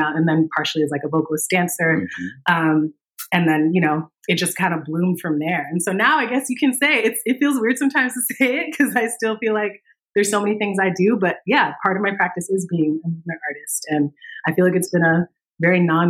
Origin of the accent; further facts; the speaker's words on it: Danbury, Connecticut, United States; moved away as an adult; now in Bay Area, United States; I grew up in Connecticut in a suburb outside of New York City called Danbury